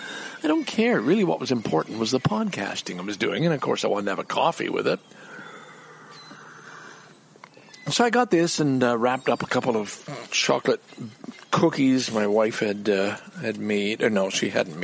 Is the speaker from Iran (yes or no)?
no; Lachine, Quebec, Canada; The Lachine Rapids, another feature of my hometown